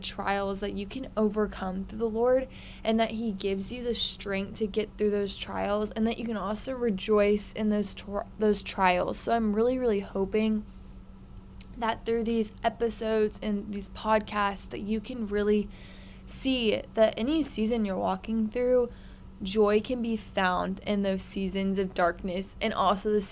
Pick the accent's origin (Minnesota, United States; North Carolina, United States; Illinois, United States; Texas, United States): Texas, United States; Houston; I am from Houston, Texas, so love Texas. Born and raised, have lived here my whole life.